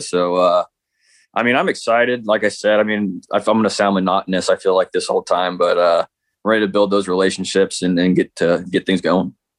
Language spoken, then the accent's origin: English; Midwest, United States; I'm from the Midwest